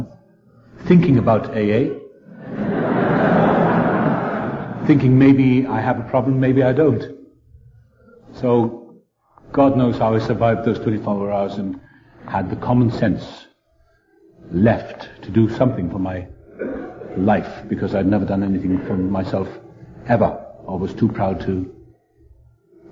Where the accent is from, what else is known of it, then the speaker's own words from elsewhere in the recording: South Wales, United Kingdom; I was born in South Wales.